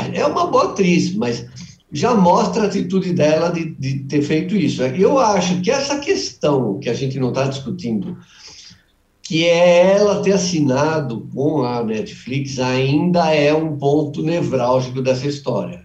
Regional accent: ABC, São Paulo, Brazil; minha conterrânea, que eu sou do ABC

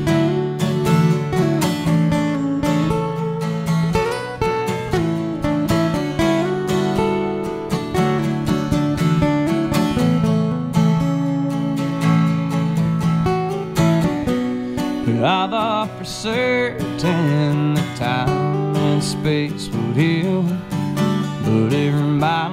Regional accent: Abilene, Kansas, United States; also born or lived in Topeka, Kansas; I'm from Abilene, Kansas, and I'm also from Topeka, Kansas.

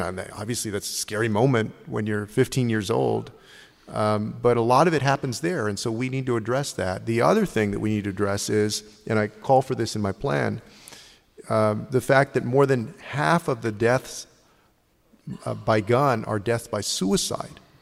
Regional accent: San Antonio, Texas, United States; we're from San Antonio

